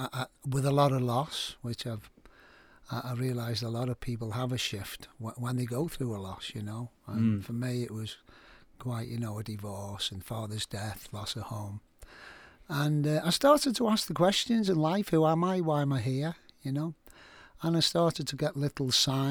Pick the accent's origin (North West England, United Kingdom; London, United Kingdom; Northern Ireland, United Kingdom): North West England, United Kingdom; Liverpool; I'm from Liverpool, you probably tell I've got an accent. And I grew up in a rough area